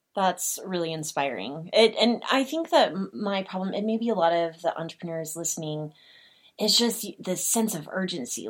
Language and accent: English; Oklahoma, United States; I'm from Oklahoma